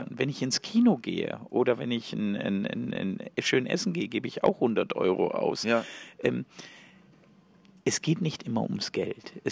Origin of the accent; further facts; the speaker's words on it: Switzerland; Erstens bin ich aus der Schweiz, er in Deutschland.